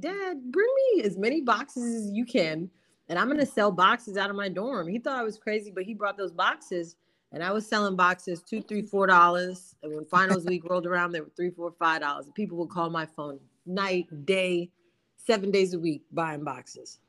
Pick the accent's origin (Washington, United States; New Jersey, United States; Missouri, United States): New Jersey, United States; I am from New Jersey, originally from South Jersey. Um, I grew up in a moving and storage business